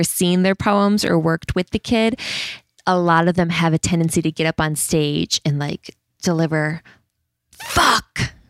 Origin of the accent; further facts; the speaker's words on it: Pennsylvania, United States; if I'm the white girl from the country, I can't really write about living in, you know, urban New York